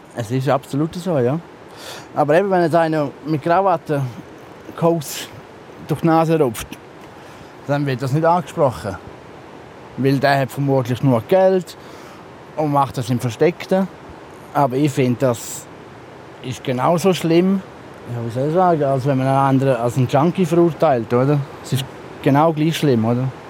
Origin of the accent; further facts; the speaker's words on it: Switzerland; jetzt bin ich gerade in dem Dorf, wo ich aufgewachsen bin